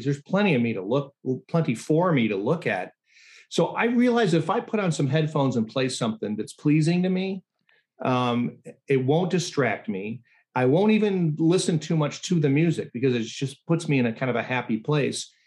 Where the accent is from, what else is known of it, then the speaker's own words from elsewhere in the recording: Chicago suburbs, Illinois, United States; I'm not from the south side. I grew up in the suburbs